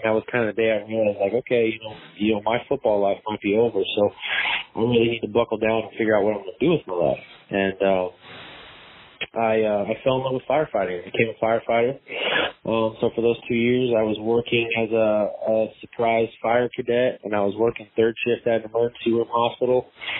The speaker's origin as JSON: {"language": "English", "region": "Arizona", "country": "United States", "tie": "born or raised there", "also_born_or_lived": "New York", "said": "Born in New York, grew up a military brat, so moved around everywhere. Usually say I grew up in Arizona because once I moved to Arizona, that's when my dad got out of the military"}